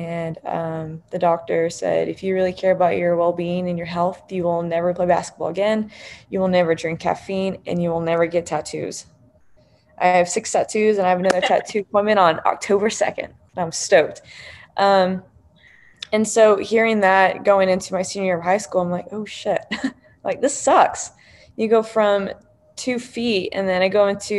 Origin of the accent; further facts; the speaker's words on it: New Braunfels, Texas, United States; growing up in New Braunfels, Texas, super close to San Antonio